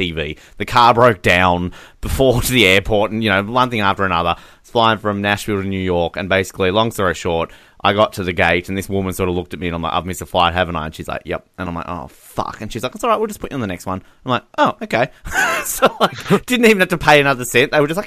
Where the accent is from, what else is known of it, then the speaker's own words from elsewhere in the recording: Hobart, Tasmania, Australia; we're from Hobart